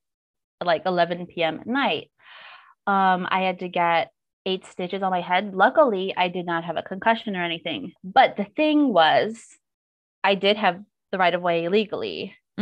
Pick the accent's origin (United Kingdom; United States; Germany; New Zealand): United States; moved away as an adult; now in South Korea; I'm white, I'm American, I'm a woman